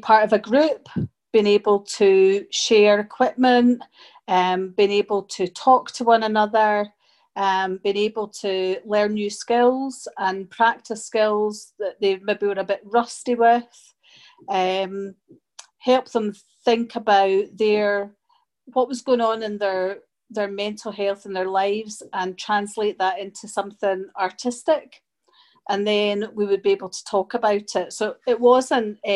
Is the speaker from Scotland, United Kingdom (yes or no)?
yes; Edinburgh, Scotland, United Kingdom; also born or lived in Germany / Glasgow; I moved to Germany when I was small and then I came back to Scotland and I've been in Scotland ever since. So I grew up in Edinburgh and then I moved to Glasgow